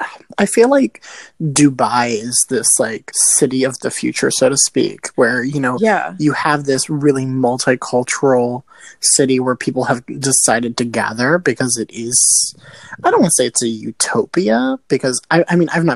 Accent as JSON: {"language": "English", "country": "United States", "also_born_or_lived": "New York", "said": "as an American"}